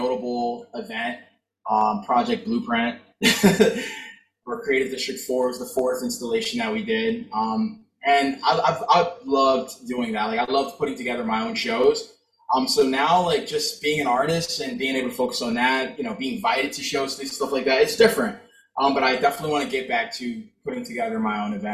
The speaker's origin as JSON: {"language": "English", "region": "Florida", "country": "United States", "tie": "born or raised there", "also_born_or_lived": "California", "moved": "as an adult", "lives_now": "Pennsylvania, United States", "said": "I'm from Florida. I'm from Florida. Like, I was born in California. I've lived in Florida my entire life"}